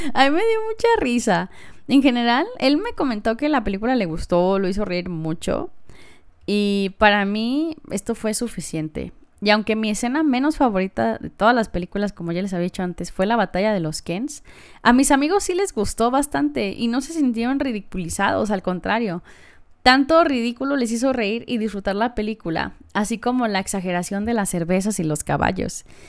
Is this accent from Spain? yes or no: no; Mexico; como mujer o como niña mexicana